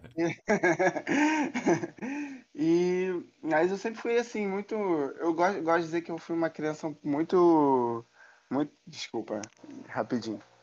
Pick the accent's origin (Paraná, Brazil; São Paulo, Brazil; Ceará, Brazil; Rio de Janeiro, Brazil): Rio de Janeiro, Brazil; eu sou Rio de, do Rio de Janeiro, sou carioca da gema aí. Nascido e criado no Rio de Janeiro.